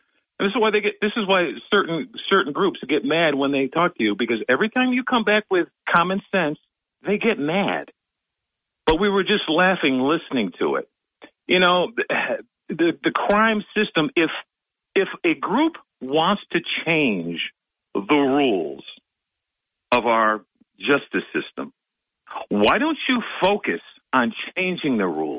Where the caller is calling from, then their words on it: Binghamton, New York, United States; from Binghamton, Bob.